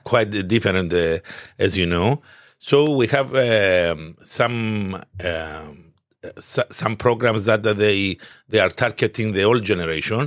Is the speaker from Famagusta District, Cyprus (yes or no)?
no; Limassol, Limassol District, Cyprus; moved away as an adult; also born or lived in United Kingdom; I was born in Limassol